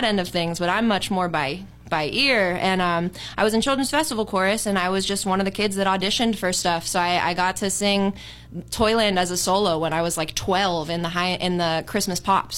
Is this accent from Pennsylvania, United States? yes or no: yes; Hampton, Pennsylvania, United States; moved away as an adult; also born or lived in Wexford, Pennsylvania / Las Vegas, Nevada / New York City, New York; I grew up in Hampton, and then went to high school in Pine Richland and spent the rest of my time in Wexford, and then I went to college at Point Park, so I'm a Pittsburgher